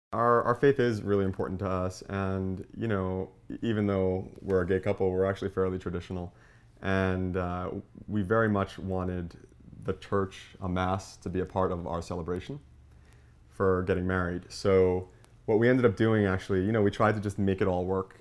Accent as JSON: {"language": "English", "area": "Long Island", "region": "New York", "country": "United States", "said": "I'm from Long Island, New York, and I work for Nickelodeon."}